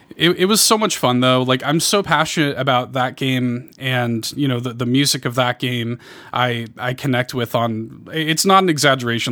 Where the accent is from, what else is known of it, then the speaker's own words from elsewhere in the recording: Chicago, Illinois, United States; I grew up in Chicago